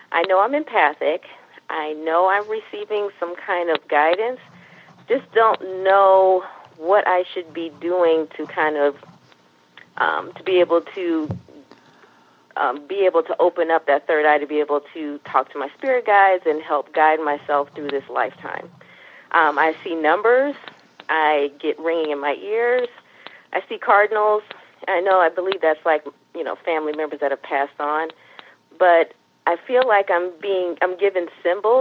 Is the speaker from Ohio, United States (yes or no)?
yes; Cleveland, Ohio, United States; now in Chicago, United States; I'm in Chicago, Illinois, and I'm originally from Cleveland, Ohio